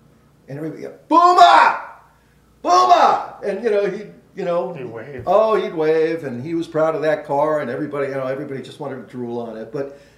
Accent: Framingham, Massachusetts, United States; also born or lived in Boston; Well, I grew up in Framingham, but I was born literally in the shadows of Fenway Park.

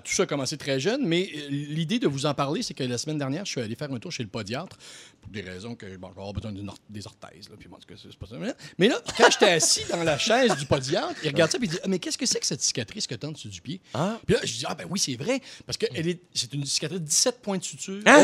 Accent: Quebec City, Quebec, Canada; je viens de Québec.

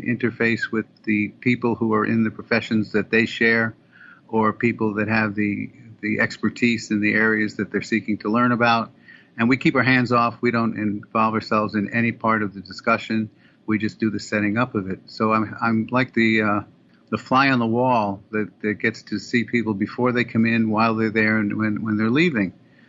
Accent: United States; So because we're American and we're journalistic and we have the ability to go places that Israeli citizens can't and Israeli journalists can't

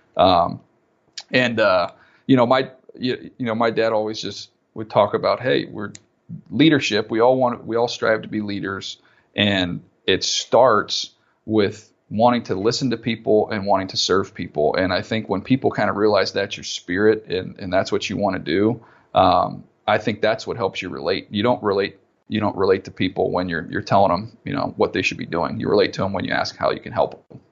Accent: San Diego, California, United States; I grew up in San Diego

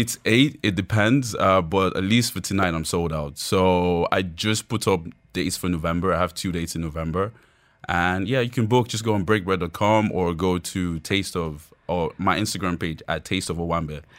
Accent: Nigeria; I'm Yoruba, so that's, uh, one of the tribes in Nigeria.

